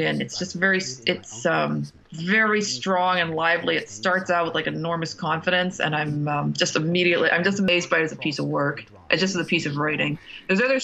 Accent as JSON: {"language": "English", "region": "Ohio", "country": "United States", "tie": "born or raised there", "also_born_or_lived": "Pittsburgh, Pennsylvania", "moved": "yes", "said": "I grew up in Ohio, in Pennsylvania. My family's from Pittsburgh, and then I grew up mostly in Ohio."}